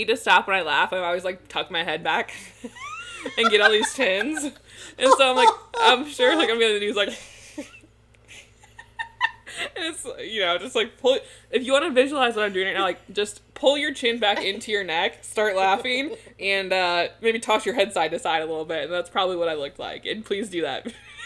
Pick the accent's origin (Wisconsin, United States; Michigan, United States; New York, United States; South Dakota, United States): Michigan, United States